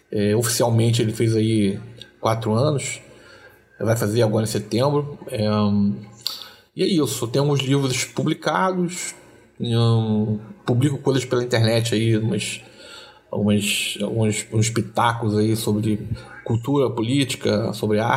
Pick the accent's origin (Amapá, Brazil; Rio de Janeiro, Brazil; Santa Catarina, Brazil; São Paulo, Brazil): Rio de Janeiro, Brazil; Duque de Caxias; É, eu sou aqui de Duque de Caxias mesmo, nasci na Chacrinha ali criado na Chacrinha Vila São Luís, né? Na grande Vila São Luís ali, Laureano 21.